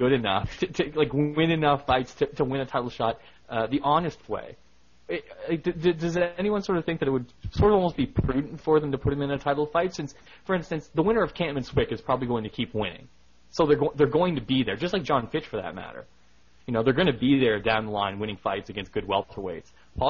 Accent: Canada; Even though I'm a Canadian, a huge GSP fan, as someone who listens to every Sherdog show, I may cheer for Alves

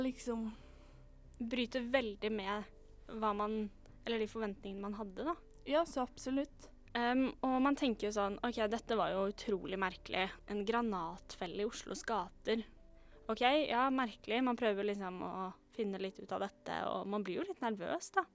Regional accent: Oslo, Norway; jeg er fra, født og oppvokst i Oslo

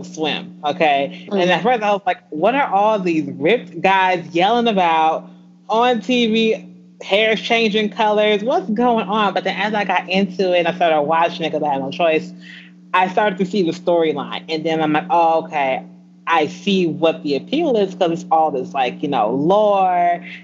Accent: Aurora, Illinois, United States; I am from a small town outside of Chicago

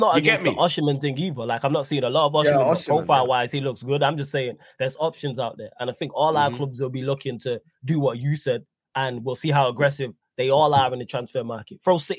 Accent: Manchester, North West England, United Kingdom; Because I'm from Manchester, live in Manchester

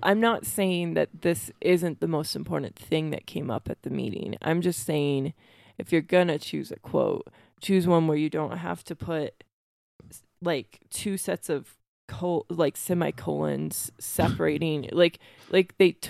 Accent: Iowa, United States; like we grew up in Iowa with tornado warnings a lot.

